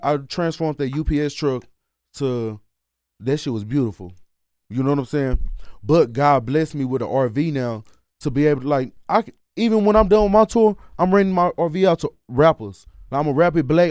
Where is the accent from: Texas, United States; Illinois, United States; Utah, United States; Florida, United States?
Texas, United States; Dallas; I'm the person from Dallas